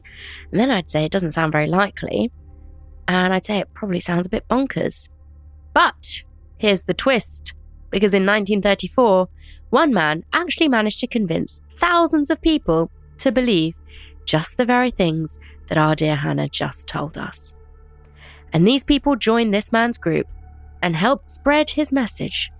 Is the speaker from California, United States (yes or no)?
yes; California, United States; I'm a Californian